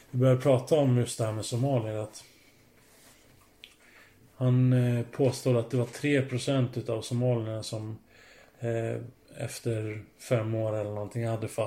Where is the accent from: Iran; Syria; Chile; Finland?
Finland; now in Sweden; jag blir inte mer finsk